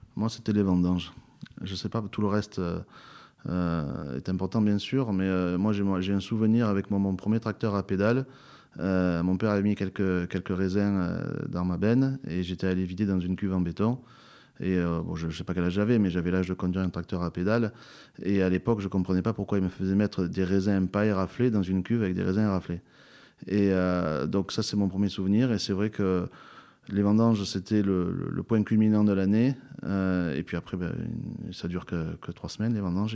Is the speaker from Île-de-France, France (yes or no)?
no; Châteauneuf-du-Pape, Provence-Alpes-Côte d'Azur, France; je suis l'Obélix de Châteauneuf-du-Pape